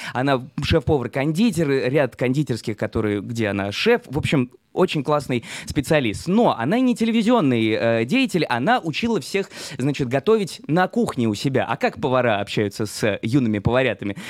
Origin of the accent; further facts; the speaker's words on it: Saint Petersburg, Russia; moved away as an adult; now in Israel; в Санкт-Петербурге, откуда я родом